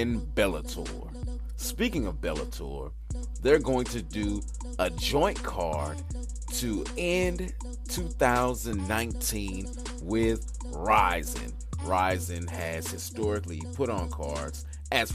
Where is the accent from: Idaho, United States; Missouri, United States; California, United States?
Missouri, United States; now in St. Louis, United States; my home state, the Show Me State. On the west side, though, I'm in St. Louis.